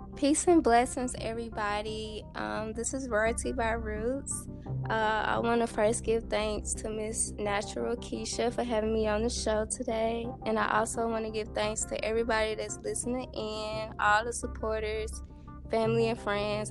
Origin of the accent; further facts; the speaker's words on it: Dumas, Arkansas, United States; I was born and raised in Dumas, Arkansas